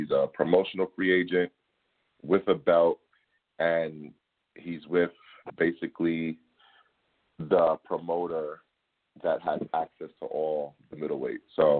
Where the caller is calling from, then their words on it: New York City, New York, United States; I'm from the Gloom Tomb in the Bronx, New York City, BX Stand Up.